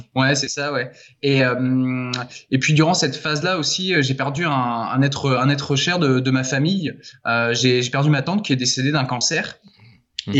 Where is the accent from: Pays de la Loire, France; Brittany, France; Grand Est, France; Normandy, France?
Pays de la Loire, France; Laval; moved away as an adult; also born or lived in Angers / Argentina; je suis de Laval à la base